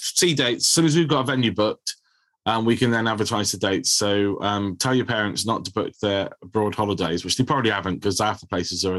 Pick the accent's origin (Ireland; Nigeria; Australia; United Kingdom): United Kingdom; Bridgwater, South West England; Anthony came to Bridgewater, to my hometown